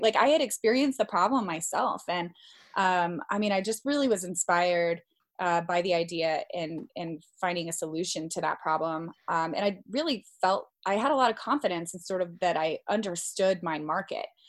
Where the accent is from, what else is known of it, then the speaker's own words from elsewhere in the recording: Colorado, United States; moved away as an adult; also born or lived in Washington, D.C.; I'm originally from Colorado, but I spent nearly 10 years living in the Washington, D.C. area